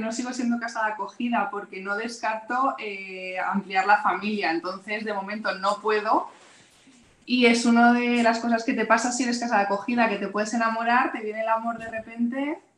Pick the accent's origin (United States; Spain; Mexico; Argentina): Spain; Madrid, Community of Madrid; nosotras trabajamos en Madrid, vamos, somos todas de Madrid